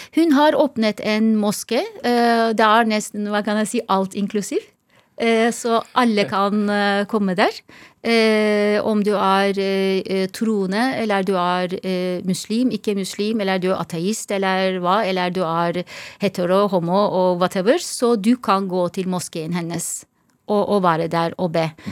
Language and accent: Norwegian; Izmir, Turkey; Norwegian is a second language; also born or lived in Istanbul; now in Norway; Jeg er oppvokst i Izmir og Istanbul. To steder.